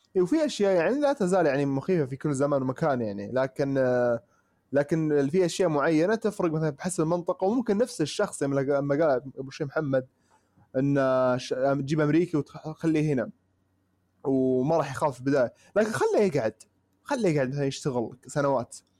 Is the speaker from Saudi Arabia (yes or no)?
yes; Saudi Arabia; عندنا في السعوديه